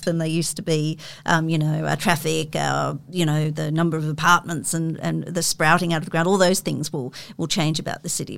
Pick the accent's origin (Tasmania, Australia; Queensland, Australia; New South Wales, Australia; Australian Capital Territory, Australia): New South Wales, Australia; Sydney; I grew up in Sydney in the sort of late sixties and, and, early seventies in in McMahon's Point